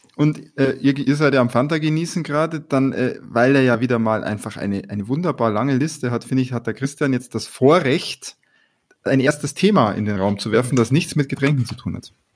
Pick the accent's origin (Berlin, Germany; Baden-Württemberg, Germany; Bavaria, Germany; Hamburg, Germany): Bavaria, Germany; wie man bei uns in Bayern sagt.